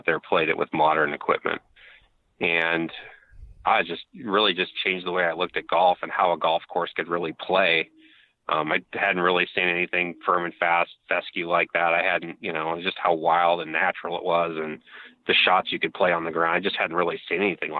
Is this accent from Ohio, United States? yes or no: no; Northern California, United States; I grew up in Northern California